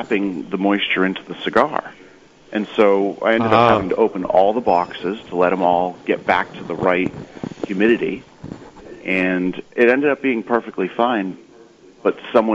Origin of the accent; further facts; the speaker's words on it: Nashua, New Hampshire, United States; I'm from Nashua, New Hampshire, just north of Boston.